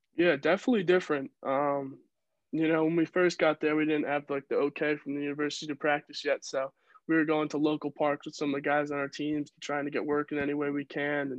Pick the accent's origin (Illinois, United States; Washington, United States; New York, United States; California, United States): New York, United States; Yorktown Heights; moved away as an adult; also born or lived in Maryland; growing up in Yorktown